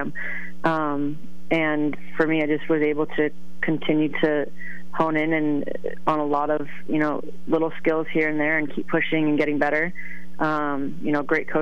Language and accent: English; Stratford, Connecticut, United States; moved away as an adult; also born or lived in Boston; I did grow up in Connecticut, New Englander through and through